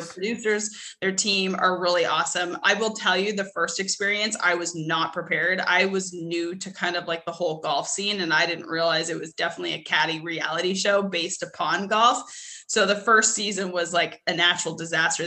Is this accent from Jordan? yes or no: no; Edmonton, Alberta, Canada; moved away as an adult; now in United States; I'm originally from Edmonton